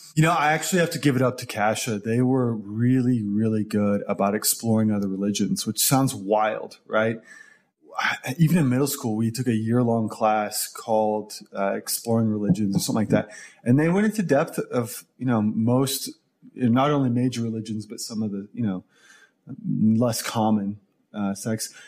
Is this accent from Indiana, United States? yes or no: no; Tulsa, Oklahoma, United States; moved away as an adult; also born or lived in Dallas, Texas; Originally from Tulsa, Oklahoma, lived there, grew up there. Uh, originally, actually from from Oklahoma City. If we're going to get detailed here, but then moved to Tulsa when I was seven with the family.